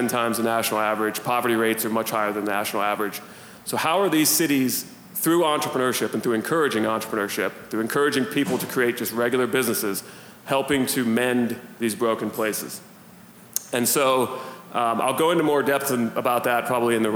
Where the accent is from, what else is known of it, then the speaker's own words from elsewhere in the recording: Youngstown, Ohio, United States; I'm from Northeast Ohio, from kind of the Youngstown area